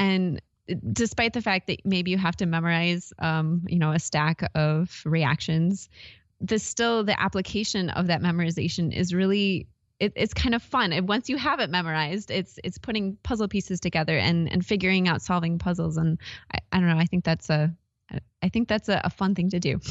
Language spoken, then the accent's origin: English; Wisconsin, United States; also born or lived in Iowa; now in Arizona, United States; I, I'm from Wisconsin, actually, originally